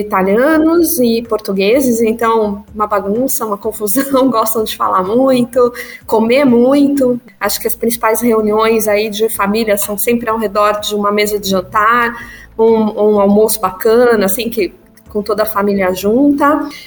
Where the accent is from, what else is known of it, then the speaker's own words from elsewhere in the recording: São Paulo, Brazil; also born or lived in Marília; eu nasci em Marília, interior de São Paulo.